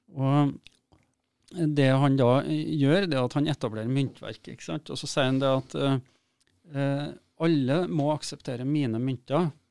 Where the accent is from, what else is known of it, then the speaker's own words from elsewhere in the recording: Steinkjer, Trøndelag, Norway; moved away; also born or lived in Oslo; der jeg kommer ifra, mm. eh, som er litt på, ut på bygda utafor en by som heter Steinkjer